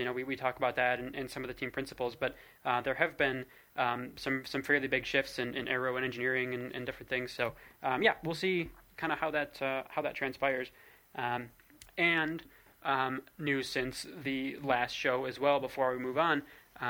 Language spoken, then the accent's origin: English; England, United Kingdom; as an English person, or sorry, a British person, I should say, because some folks are Scottish as well.